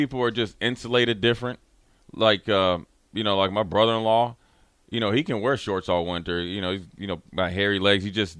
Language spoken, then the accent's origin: English; Minneapolis, Minnesota, United States; growing up in Minneapolis